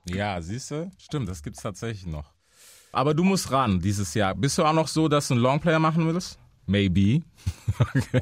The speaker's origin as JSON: {"language": "German", "country": "United States", "moved": "yes", "lives_now": "Germany", "said": "bei uns in Amerika"}